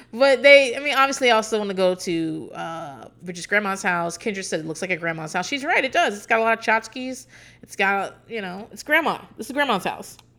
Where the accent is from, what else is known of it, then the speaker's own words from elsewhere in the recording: Hampton Roads, Virginia, United States; I'm not from a small town, but I'm from Hampton Roads, Norfolk, Virginia Beach, that area, Chesapeake.